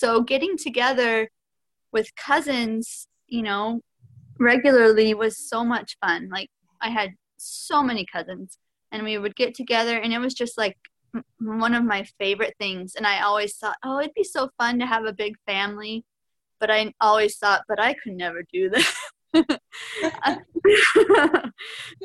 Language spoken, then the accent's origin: English; Arizona, United States; moved away as an adult; now in Kansas, United States; I grew up mostly in Arizona.